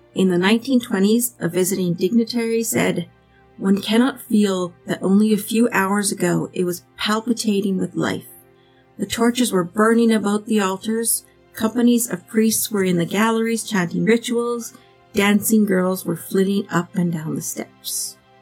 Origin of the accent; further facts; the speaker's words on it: Canada; we're Canadian and we don't have huge cities either